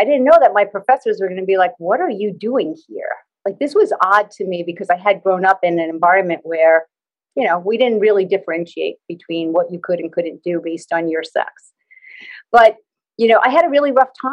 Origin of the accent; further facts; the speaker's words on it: New York, United States; I'm in the U.S. and I'm from New York